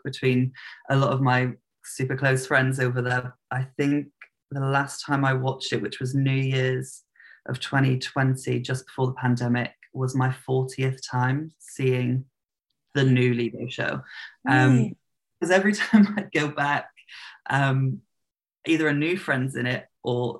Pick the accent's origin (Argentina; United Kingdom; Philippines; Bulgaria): United Kingdom; Plymouth, South West England; I grew up in the south of England, the southwest, in a city called Plymouth.